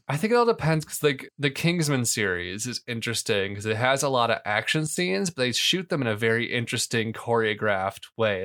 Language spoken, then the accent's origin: English; Canton, United States; I grew up in Canton